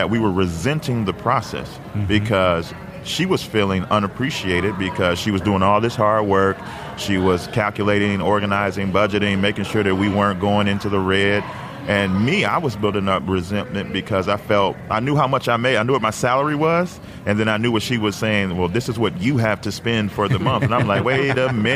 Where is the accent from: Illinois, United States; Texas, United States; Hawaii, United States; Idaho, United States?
Illinois, United States; Chicago; we're from Chicago. So in the 90s, we were all about the Chicago Bulls